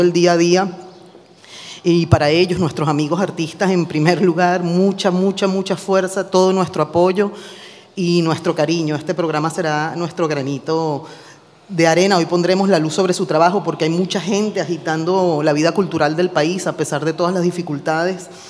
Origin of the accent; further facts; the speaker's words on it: Venezuela; now in Barcelona, Spain; Venezuela, mi país natal